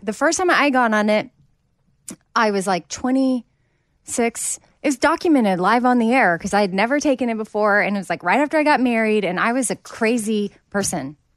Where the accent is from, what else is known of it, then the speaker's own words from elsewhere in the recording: Austin, Texas, United States; I grew up in Austin